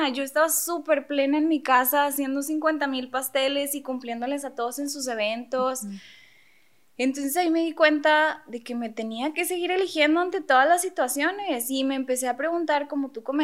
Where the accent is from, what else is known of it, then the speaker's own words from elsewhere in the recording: Monterrey, Nuevo León, Mexico; Paréntesis, somos de Monterrey